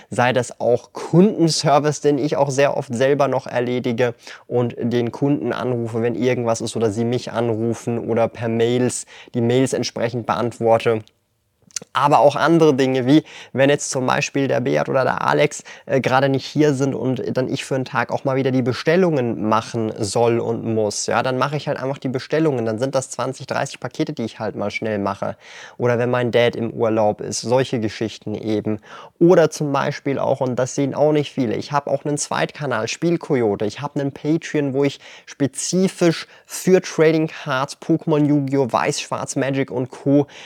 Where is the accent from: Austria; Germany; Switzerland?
Switzerland